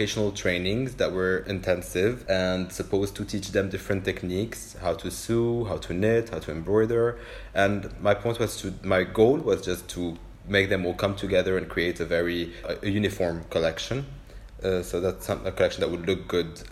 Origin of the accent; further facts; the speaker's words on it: Beirut, Beirut Governorate, Lebanon; half French and half Lebanese, but I grew up here in Beirut